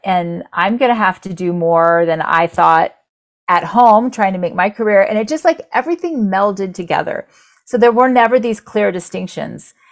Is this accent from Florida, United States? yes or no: yes; Orlando, Florida, United States; I grew up in Orlando, so about 40 minutes away from Disney